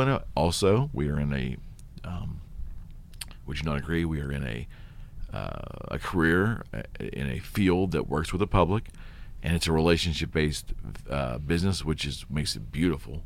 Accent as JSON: {"language": "English", "country": "United States", "said": "as an American"}